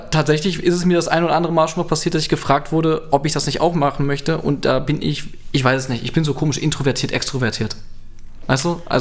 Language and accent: German; Düsseldorf, North Rhine-Westphalia, Germany; als Düsseldorfer bin ich das ja eh gewohnt.